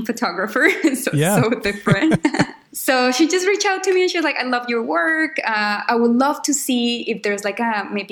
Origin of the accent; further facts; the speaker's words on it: Quindío, Colombia; English is a second language; moved away as an adult; I'm born and raised in Colombia in a region that is called Quindío.